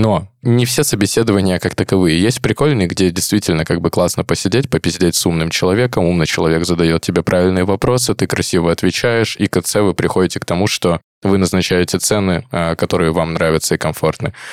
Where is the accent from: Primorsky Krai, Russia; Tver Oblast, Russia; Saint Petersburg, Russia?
Primorsky Krai, Russia; Vladivostok; Это примерно как я из Владивостока в Кеды устраивался.